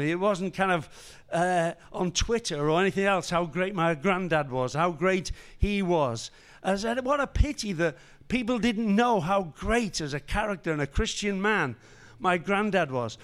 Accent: Liverpool, North West England, United Kingdom; I was born and raised in Liverpool

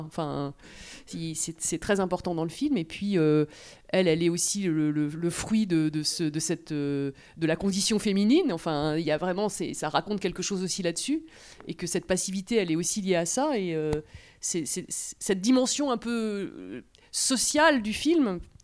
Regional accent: France; on est français

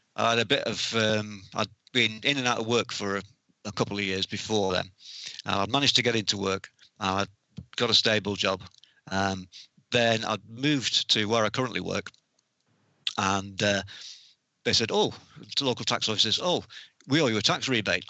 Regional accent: North West England, United Kingdom; also born or lived in North Wales / Haslingden; for most of my life, I've lived up in the, in the north of England.

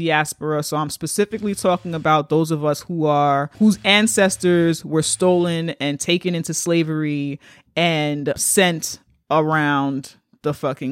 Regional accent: New York City, New York, United States; As a Black girl from the Bronx

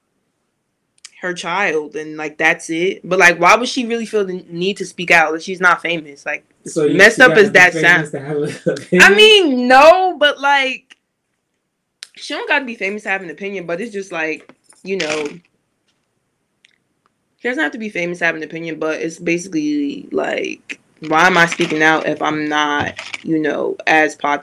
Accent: New Jersey, United States; I'm from Jersey.

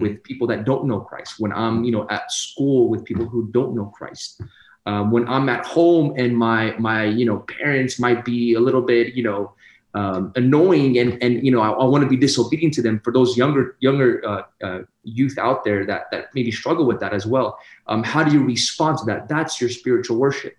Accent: Sacramento, California, United States; I come from Sacramento, California, born and raised

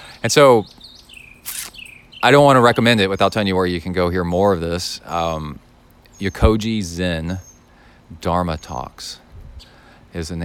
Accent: Texas, United States; accent: Texas; my Texas accent

